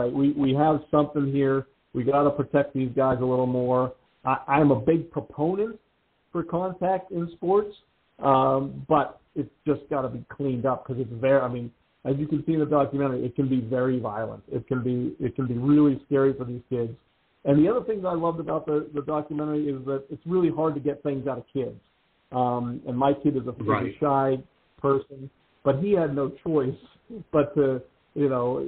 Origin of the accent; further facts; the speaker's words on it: Pittsburgh, Pennsylvania, United States; I grew up playing hockey in Pittsburgh